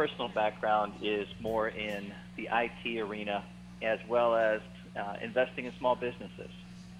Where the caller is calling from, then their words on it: Pittsburgh, Pennsylvania, United States; I'm calling from the beautiful city of Pittsburgh, Pennsylvania.